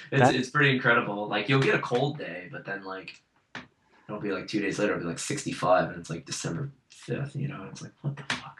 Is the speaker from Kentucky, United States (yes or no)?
no; Rochester, New York, United States; And because I come from Rochester, which is like very snowy